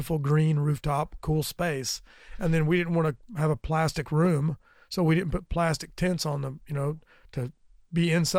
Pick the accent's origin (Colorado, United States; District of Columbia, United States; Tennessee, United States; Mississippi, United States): Tennessee, United States; Lenoir City; Before there was a McDonald's, when there was no money there at all, we went to high school in Lenore City.